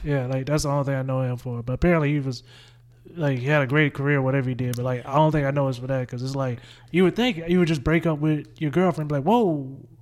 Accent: Winnsboro, South Carolina, United States; I grew up in a little town, but, like, I realized how close I am, I was to Columbia. Like, I was four, I was forty minutes from Columbia

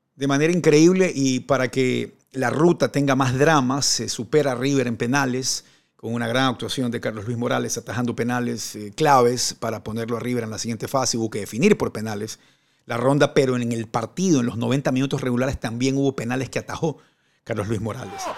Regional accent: Ecuador; also born or lived in Maracay, Venezuela; en mi país, en Ecuador

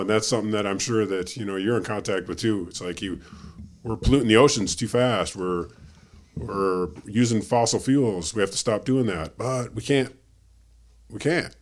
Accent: Lake Michigan, Midwest, United States; moved away; I grew up on Lake Michigan

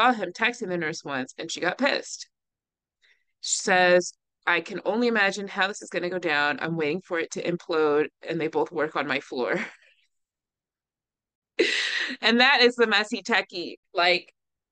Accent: Virginia, United States; I'm from Virginia, where Thomas Jefferson is also from

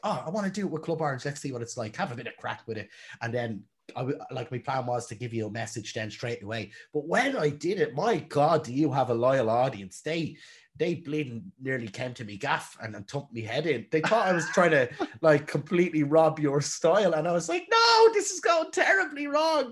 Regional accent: Ireland; I'm Irish.

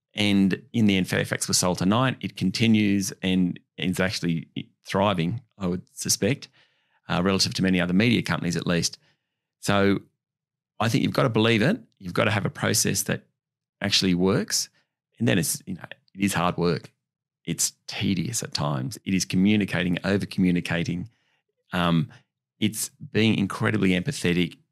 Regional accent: Orange, New South Wales, Australia; I grew up in Orange, country New South Wales, about three and a half hours west of Sydney

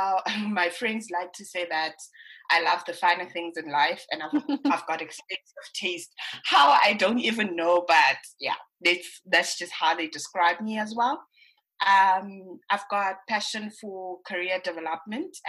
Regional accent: Johannesburg, Gauteng, South Africa; I'm born and bred in Protea Glen, but I initially grew up in Pimville.

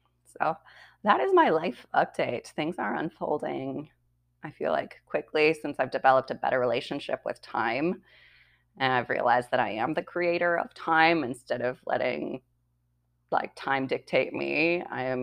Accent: Washington, United States; white people music that I grew up with because I grew up in Eastern Washington State.

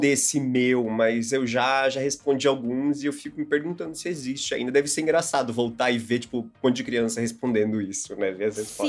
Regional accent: Santa Catarina, Brazil; now in São Paulo, Brazil; em onde eu morava ou na minha família, em Santa Catarina

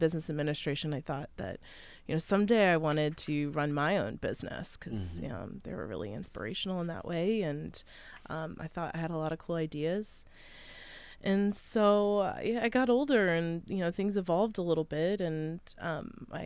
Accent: Wilmington, Ohio, United States; also born or lived in Athens, Ohio; I hail from Wilmington, Ohio, so about 2 hours west of here, cornfields, as far as the eye can see.

